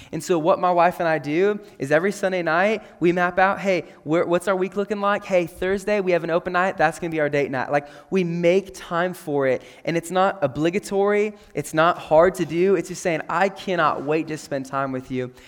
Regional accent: McCook, Nebraska, United States; I grew up in McCook, Nebraska

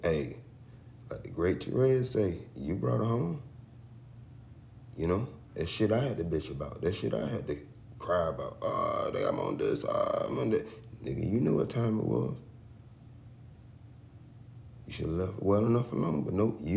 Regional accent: the South, United States; growing up in the South

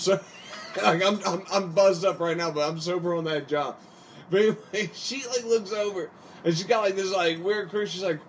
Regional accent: Appalachia, United States; I'm from the East Coast, Appalachia, whatever.

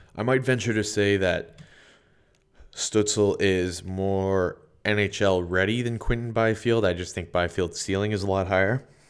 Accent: Sudbury, Ontario, Canada; moved away; I'm from Sudbury. My entire family lives there

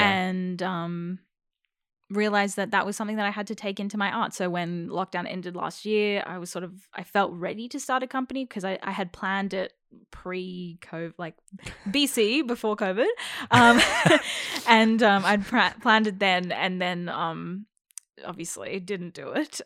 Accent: Melbourne, Victoria, Australia; first language English; I was born in Melbourne

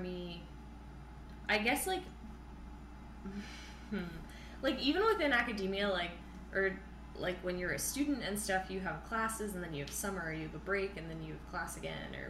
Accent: New Hampshire, United States; moved away as an adult; now in Iowa, United States; we're all from New Hampshire.

